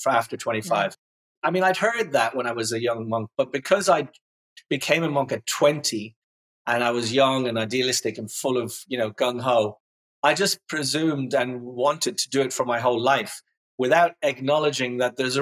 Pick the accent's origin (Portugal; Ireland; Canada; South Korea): Ireland; Dublin, Leinster; I grew up in Ireland, in Dublin.